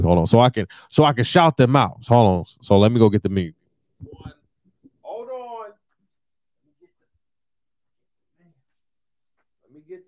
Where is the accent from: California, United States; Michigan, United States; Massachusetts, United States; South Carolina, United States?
Michigan, United States; Detroit; now in New York, United States; I'm from Detroit